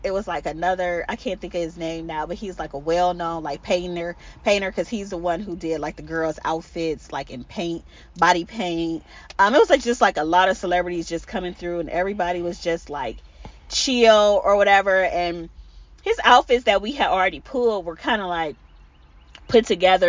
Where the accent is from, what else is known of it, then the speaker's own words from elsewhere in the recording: Cleveland, Ohio, United States; I'm originally from Cleveland, Ohio